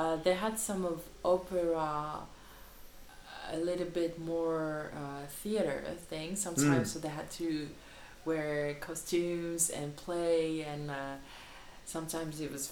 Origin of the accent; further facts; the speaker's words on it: Île-de-France, France; moved away as an adult; also born or lived in China; I grew up in France, studied in France, worked in France